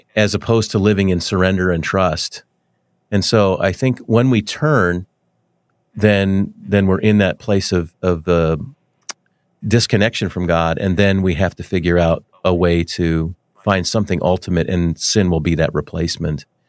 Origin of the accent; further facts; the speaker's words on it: Denver, Colorado, United States; now in Wichita, United States; I grew up in Denver, and I I uh, been in Wichita for a long, long time